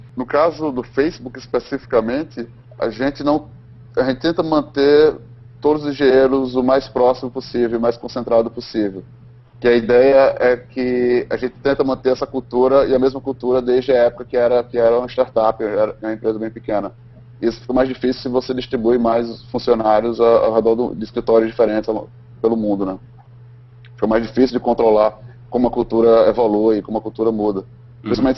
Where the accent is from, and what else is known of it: Brazil; first language Portuguese; moved away as an adult; now in United States